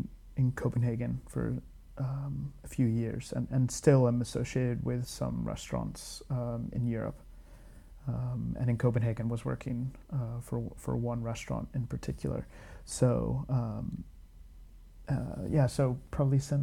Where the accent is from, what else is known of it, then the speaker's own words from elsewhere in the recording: United States; moved away as an adult; also born or lived in Glasgow, United Kingdom; now in London, United Kingdom; I'm American